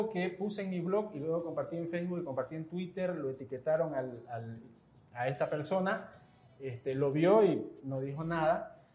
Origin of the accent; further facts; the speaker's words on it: Santa Cruz, Bolivia; Es decir, como cruceños, como orientales, ah, nos hemos acostumbrado y hemos aceptado eh, que la historia oficial siempre viene desde la altura